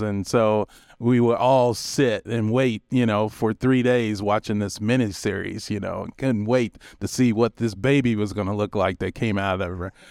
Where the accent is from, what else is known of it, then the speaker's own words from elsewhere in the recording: Kentucky, United States; moved away; I'm originally from Kentucky